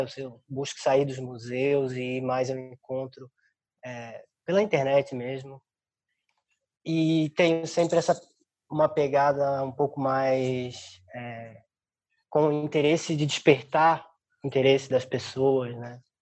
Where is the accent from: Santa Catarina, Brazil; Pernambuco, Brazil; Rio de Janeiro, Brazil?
Santa Catarina, Brazil; Florianópolis; moved away as an adult; now in São Paulo, Brazil; Eu sou de Florianópolis, eu sou. É, estudei na Universidade do Estado de Santa Catarina, minha vida é, fiquei, eh, passei minha vida inteira lá